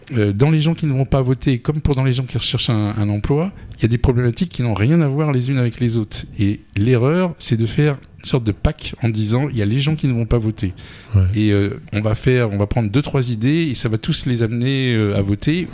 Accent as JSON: {"language": "French", "area": "Paris region", "region": "Île-de-France", "country": "France", "tie": "born or raised there", "also_born_or_lived": "Amiens", "moved": "as an adult", "lives_now": "Touraine, France", "said": "je suis né en 1960 et à partir de 1966, j'ai immigré donc en, région parisienne."}